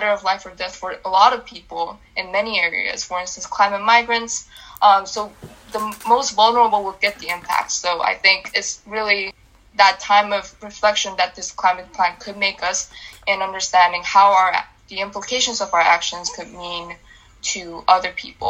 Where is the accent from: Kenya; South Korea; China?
South Korea; I'm Korean, I'm not Canadian